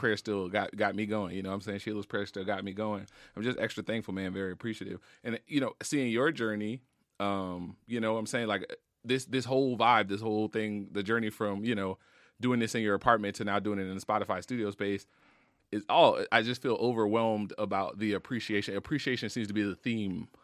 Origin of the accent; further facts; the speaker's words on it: Marrero, Louisiana, United States; I'm from New Orleans, from the West Bank, from Marrero, grew up in a pretty hood, uh, neighborhood called Walker Town.